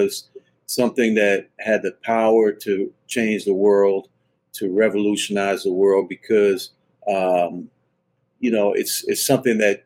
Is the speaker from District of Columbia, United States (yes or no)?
yes; Washington, District of Columbia, United States; I grew up in Washington, D.C.